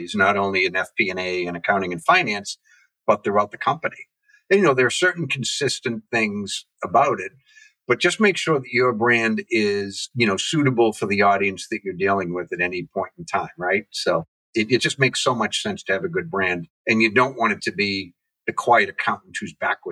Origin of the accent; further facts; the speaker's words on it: New England, United States; I'm from New England